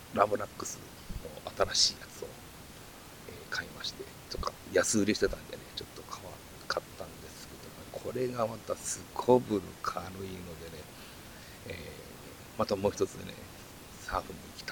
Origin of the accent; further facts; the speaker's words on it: Kansai, Japan; 僕関西なんですけども